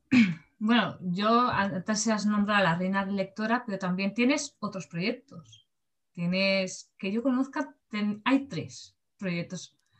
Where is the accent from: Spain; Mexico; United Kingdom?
Spain; Barcelona, Catalonia; yo que soy de, de Barcelona